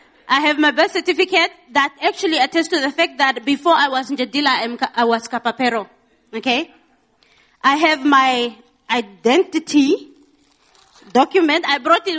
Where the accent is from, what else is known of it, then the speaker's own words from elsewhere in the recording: Rundu, Kavango East, Namibia; I look like I'm from Windhoek, but I know I'm from Rundu